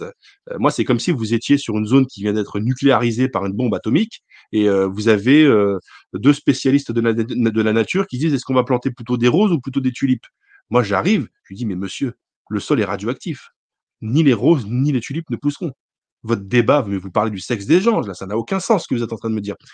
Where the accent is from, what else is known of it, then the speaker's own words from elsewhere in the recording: Lorraine, Grand Est, France; moi je suis lorrain, je suis fier d'être lorrain